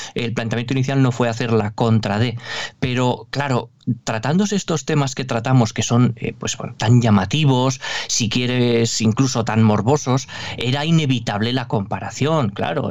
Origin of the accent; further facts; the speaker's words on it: Navarre, Spain; accent: northern (norteño); el acento, ¿no? Norteño, yo soy navarro